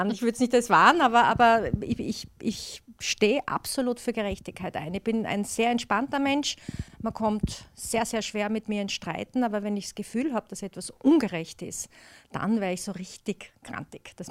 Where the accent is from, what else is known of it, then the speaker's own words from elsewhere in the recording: Styria, Austria; Also ich sehe mich da jetzt wirklich dann als Steirerin in Brüssel auf der EU-Ebene, wo ich die Interessen der Steiermark bestens vertreten kann